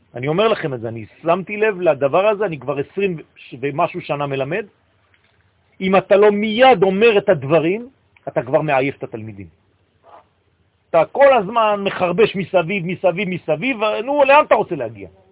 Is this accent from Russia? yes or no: no; France; now in Israel; אני גדלתי בצרפת